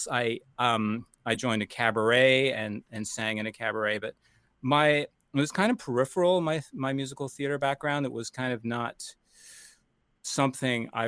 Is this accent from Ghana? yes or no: no; Toronto, Ontario, Canada; also born or lived in United States; I'm Canadian and American, um, but I started in Canada as um, really studying as a youngster um, classical composition at uh, the Royal Conservatory in Toronto